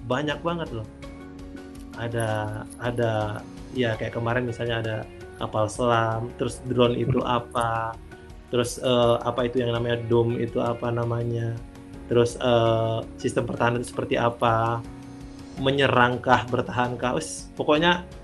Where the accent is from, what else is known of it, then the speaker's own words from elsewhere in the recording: Sumatra, Indonesia; Nah, ya zamannya kita anak Sumatera, pencapaiannya kan dulu festival itu setiap minggu tuh pasti ada pensi